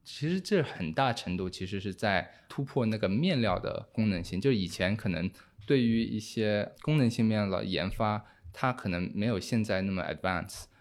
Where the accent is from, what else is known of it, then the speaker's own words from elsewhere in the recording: Hong Kong; also born or lived in United Kingdom / Singapore / Beijing, China; now in Shanghai, China; 我以前是在香港长大的，就我在香港待了十年